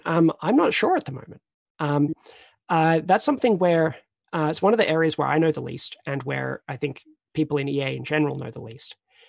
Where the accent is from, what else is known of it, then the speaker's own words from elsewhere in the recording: Australia; moved away as an adult; now in Oxford, United Kingdom; I came to Oxford from Australia in 2003.